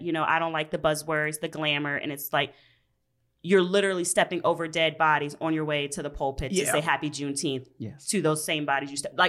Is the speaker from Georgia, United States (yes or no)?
yes; Georgia, United States; now in Minneapolis, United States; So I'm from Georgia. Okay. Grew up. Bible Belt, whatever. And so grew up predominantly white areas.